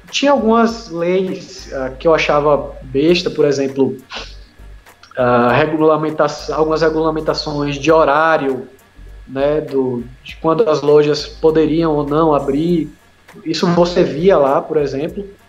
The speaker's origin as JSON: {"language": "Portuguese", "country": "Brazil"}